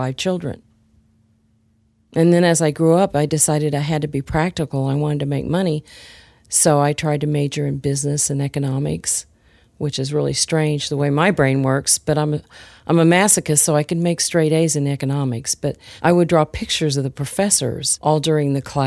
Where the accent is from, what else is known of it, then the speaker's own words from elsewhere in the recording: Kansas City, Missouri, United States; now in Spring, Texas, United States; I grew up in Kansas City, Missouri.